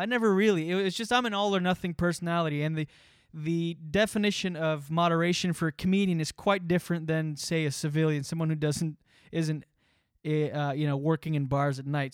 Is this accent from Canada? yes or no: yes; East Coast of Canada, Canada; moved away as an adult; also born or lived in Moncton / Ottawa / New York; the East Coast of Canada, where I'm from